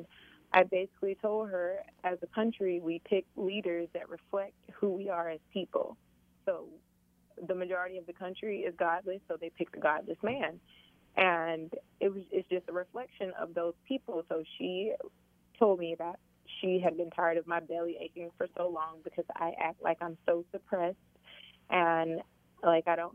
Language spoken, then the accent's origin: English; Tifton, Georgia, United States; I'm from Tifton. I was born and raised there